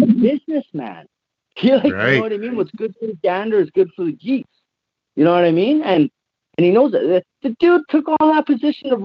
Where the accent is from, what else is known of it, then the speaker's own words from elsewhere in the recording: Canada; as a Canadian